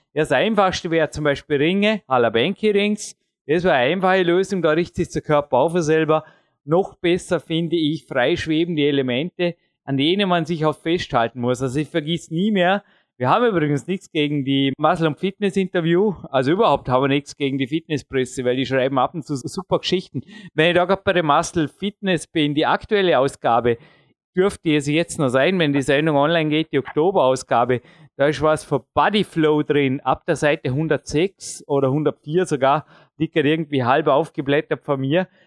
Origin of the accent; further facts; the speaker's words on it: Austria; accent: Austrian (Ösi); meinen öse akzent